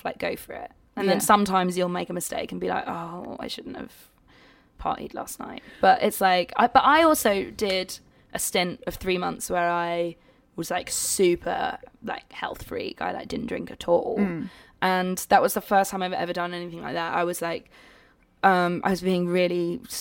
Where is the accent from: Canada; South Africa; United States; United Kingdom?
United Kingdom; I'm being British again.